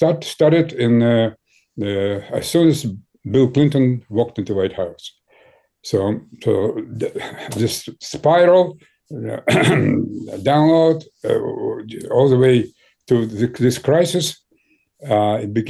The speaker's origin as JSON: {"language": "English", "country": "Ukraine", "tie": "born or raised there", "also_born_or_lived": "Moscow, Russia", "second_language": "English", "moved": "yes", "lives_now": "United States", "said": "I was born in Ukraine"}